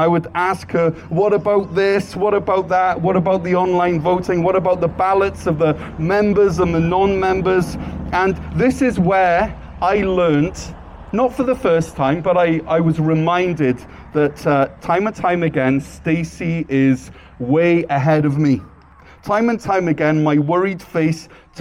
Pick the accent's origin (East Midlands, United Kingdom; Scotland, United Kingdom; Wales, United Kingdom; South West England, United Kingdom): Wales, United Kingdom; moved away as an adult; now in North Gower, Canada; And I'm originally from Wales, but I've lived either in here in North Gore or serving on the mission field for the past 18 years.